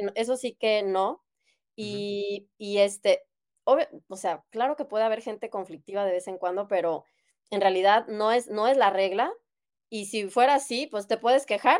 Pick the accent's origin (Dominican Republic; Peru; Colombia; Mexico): Mexico; Guadalajara, Jalisco; moved away as an adult; now in Germany; yo soy de México, de Guadalajara, y ahí estudié medicina